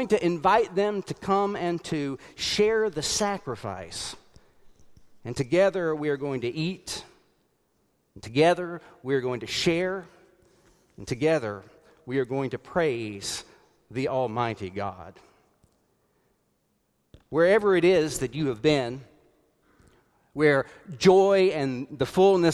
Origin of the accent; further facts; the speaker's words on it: South Carolina, United States; growing up in the United Methodist Church in South Carolina